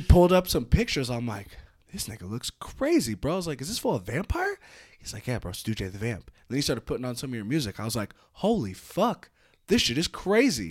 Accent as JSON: {"language": "English", "area": "North Bay", "region": "California", "country": "United States", "moved": "as an adult", "lives_now": "Reno, United States", "said": "I'm from the North Bay out in California"}